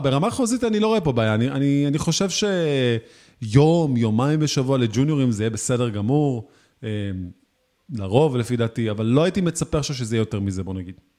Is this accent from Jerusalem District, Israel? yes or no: no; Tel Aviv, Tel Aviv District, Israel; אני בתור תל אביבי